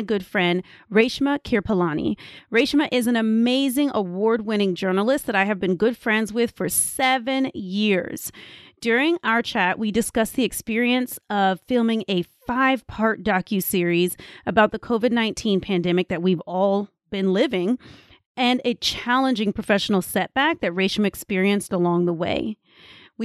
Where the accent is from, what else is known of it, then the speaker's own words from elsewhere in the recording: Austin, Texas, United States; my hometown of Austin, Texas.